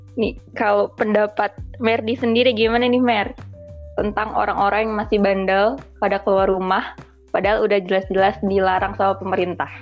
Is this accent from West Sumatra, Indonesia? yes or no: no; West Java, Indonesia; kita kan sama-sama Jawa Barat